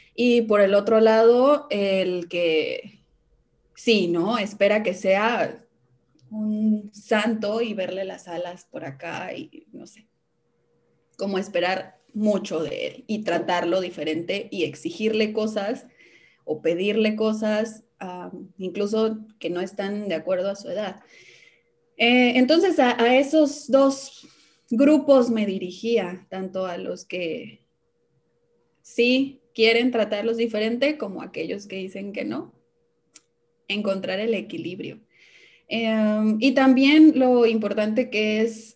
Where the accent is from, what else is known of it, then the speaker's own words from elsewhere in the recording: Veracruz, Mexico; also born or lived in Hidalgo; siempre digo que soy de Veracruz porque la mayor parte de mi vida he vivido en el estado de Veracruz, pero nací en Hidalgo